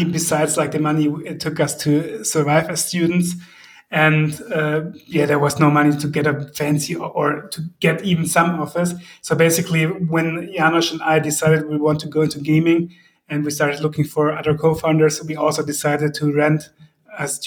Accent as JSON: {"language": "English", "town": "Heidenheim", "region": "Baden-Württemberg", "country": "Germany", "said": "we are from South Germany, Heidenheim."}